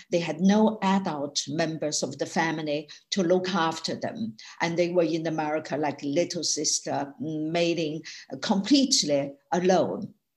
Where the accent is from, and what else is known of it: Sichuan, China; born or raised there; English is a second language; moved away as an adult; now in United Kingdom